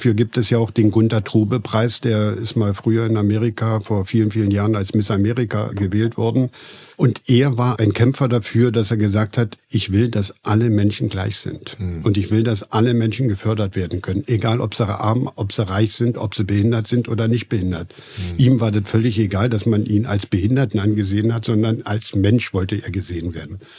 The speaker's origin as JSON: {"language": "German", "region": "East Germany", "country": "Germany", "tie": "born or raised there", "said": "Ich bin im Osten aufgewachsen und da gab es nur die deutsch-sowjetische Freundschaft, hieß ja. es früher."}